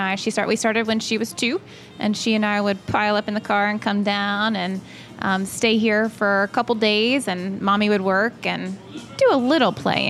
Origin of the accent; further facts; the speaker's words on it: North Carolina, United States; moved away as an adult; also born or lived in Atlanta, Georgia; I grew up in North Carolina and have been in Atlanta for the past 13 years.